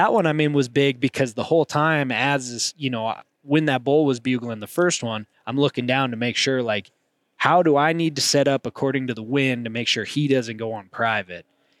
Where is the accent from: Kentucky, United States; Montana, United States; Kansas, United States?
Montana, United States; me growing up in Montana, I've done some whitetail hunting